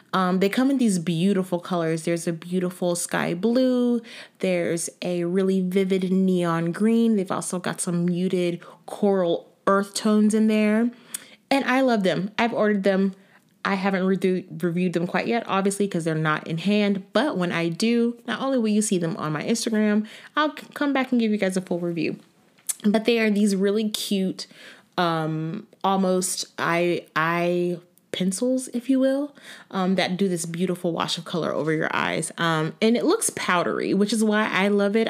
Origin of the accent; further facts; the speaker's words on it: Florida, United States; also born or lived in New York, New Jersey area; now in New York/New Jersey area, United States; I'm from Florida